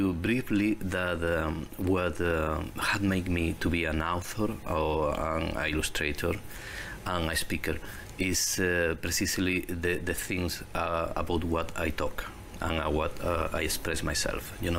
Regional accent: southern Spain, Spain; English is a second language; now in Canada; I grew up in Spain. Spain, yes. In the south of Spain.

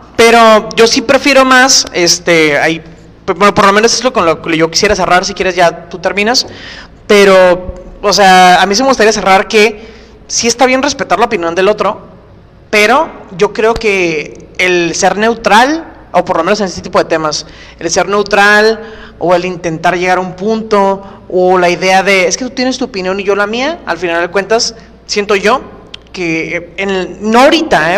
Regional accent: Tijuana, Baja California, Mexico; mi país

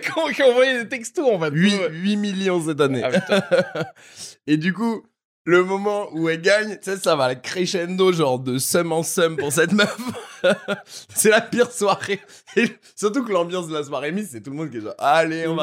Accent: Paris, Île-de-France, France; also born or lived in Corsica; j'ai grandi à Paris dans le 7ème

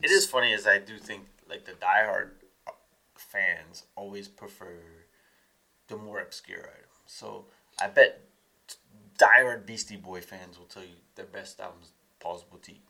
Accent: Columbia, Maryland, United States; The entire all of Columbia is connected by bike paths. We have uh, lots of parks throughout

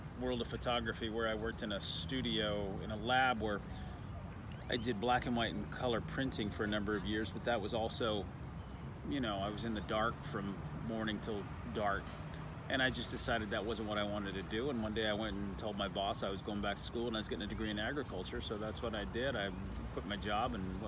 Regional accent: Austin, Texas, United States; It's my hometown

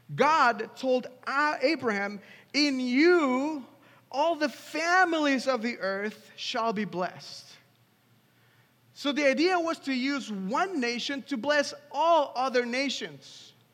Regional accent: Mexico City, Mexico; moved away as an adult; now in Washington, DC, United States; I grew up in Mexico. I'm from Mexico City

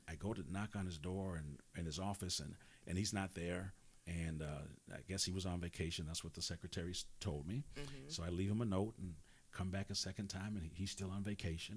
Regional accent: Wisconsin, United States; I'm from Wisconsin

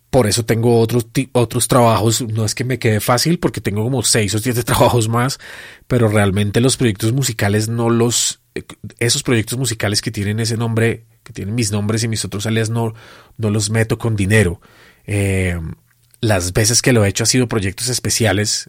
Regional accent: Colombia

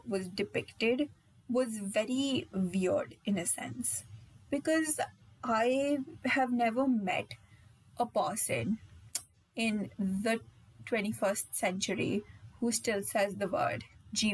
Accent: India; being an Indian

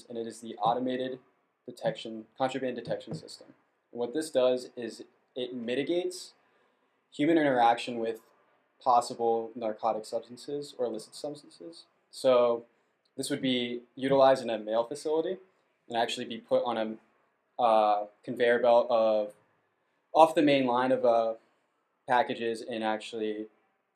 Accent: Ashburn, Virginia, United States; I actually am from the area, and I grew up in Ashburn, Virginia

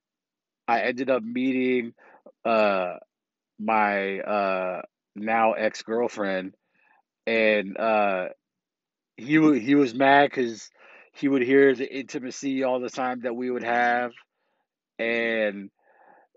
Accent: South San Francisco, California, United States; also born or lived in Millbrae, California; I grew up in South San Francisco, California. And then I moved in eighth grade while I was going to Alta Loma Middle School in South City. I moved to Millbrae

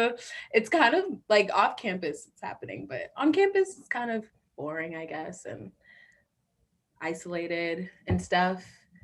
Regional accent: Miami, Florida, United States; I'm originally from Florida. I was born there in Miami. And a lot of my family is still down there.

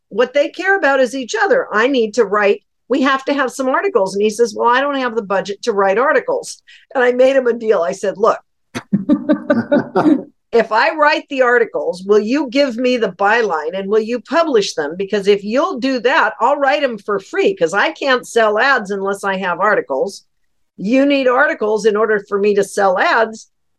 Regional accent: Colville, Washington, United States; I grew up in Colville, Washington

